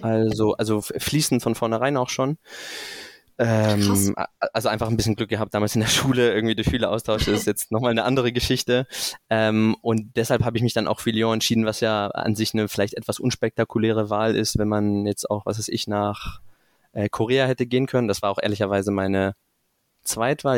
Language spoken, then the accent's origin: German; Stuttgart area, Baden-Württemberg, Germany; moved away as an adult; also born or lived in Münster / Rotterdam / Singapore; now in Frankfurt, Germany; bin größtenteils aufgewachsen in der Ecke Stuttgart